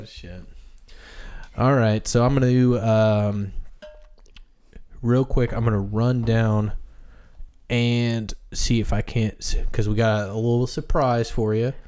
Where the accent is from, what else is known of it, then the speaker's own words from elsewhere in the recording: Midwest, United States; I grew up in the Midwest